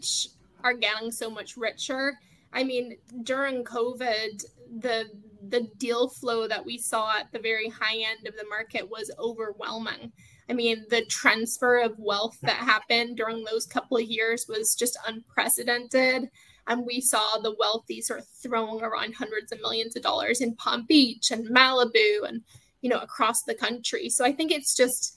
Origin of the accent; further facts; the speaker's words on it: United Kingdom; now in United States; being from the UK myself